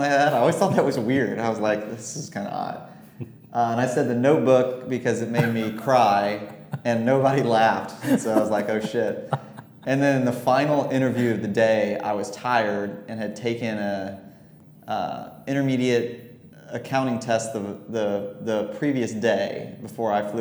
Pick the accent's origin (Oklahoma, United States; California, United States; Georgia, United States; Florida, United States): Florida, United States; moved away as an adult; also born or lived in Virginia / Washington, District of Columbia, United States; now in Charlotte, United States; I grew up in Florida, went to school at Washington and Lee in Virginia, moved to DC after